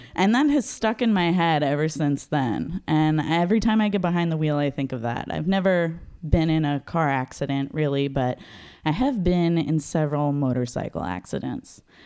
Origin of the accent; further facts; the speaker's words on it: Los Angeles, California, United States; moved away as an adult; also born or lived in Seattle; I grew up in Los Angeles